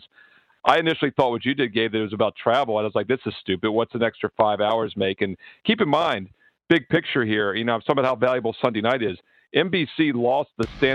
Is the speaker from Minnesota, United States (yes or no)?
no; Williamsburg, Virginia, United States; my hometown team, William & Mary